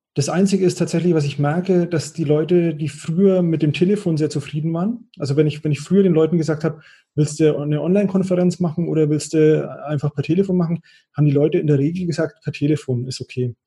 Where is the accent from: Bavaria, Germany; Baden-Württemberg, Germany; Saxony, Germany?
Bavaria, Germany; als Franke würde ich sagen